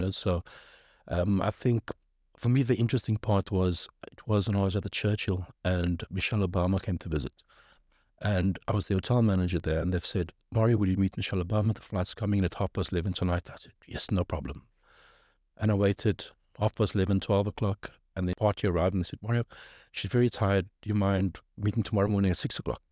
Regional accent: South Africa; moved away as an adult; also born or lived in Cape Town, South Africa / Johannesburg, South Africa / Birmingham, United Kingdom; now in London, United Kingdom; I'm from South Africa

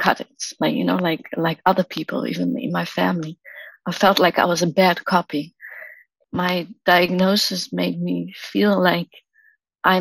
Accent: South Africa; now in Amsterdam, Netherlands; I live in the Netherlands in Amsterdam. I'm originally from South Africa. I was born there

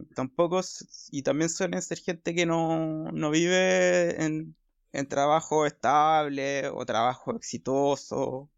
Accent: Valparaíso, Chile; also born or lived in Ventanas / Santiago; soy provinciano

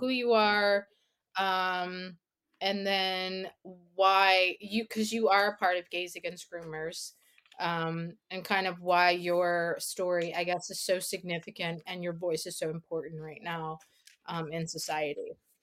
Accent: South Louisiana, United States; I am from South Louisiana

